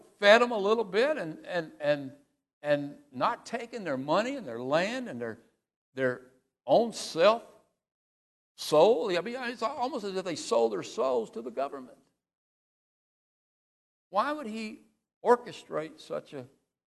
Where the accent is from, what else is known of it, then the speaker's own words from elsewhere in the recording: United States; As an American